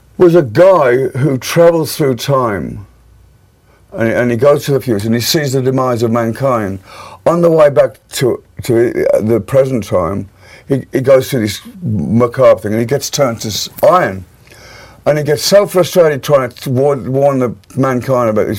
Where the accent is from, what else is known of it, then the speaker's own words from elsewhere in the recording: Birmingham, West Midlands, United Kingdom; my hometown, Birmingham